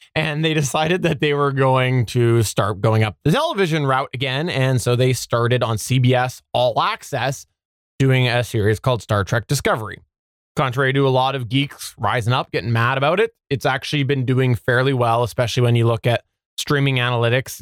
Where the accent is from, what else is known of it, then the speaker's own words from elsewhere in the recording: Canada; I'm Canadian